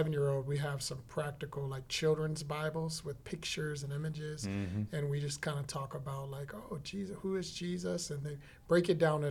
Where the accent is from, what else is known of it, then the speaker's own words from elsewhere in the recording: Washington, District of Columbia, United States; moved away as an adult; now in Texas, United States; I'm originally from Washington, D.C. area. Moved here about 7 years ago to Texas